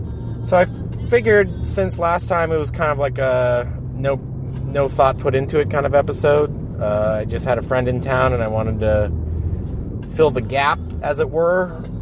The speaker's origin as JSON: {"language": "English", "town": "Hyannis", "region": "Massachusetts", "country": "United States", "tie": "born or raised there", "moved": "as an adult", "lives_now": "Los Angeles, United States", "said": "coming over the bridge back to Cape Cod, Massachusetts, where is my hometown"}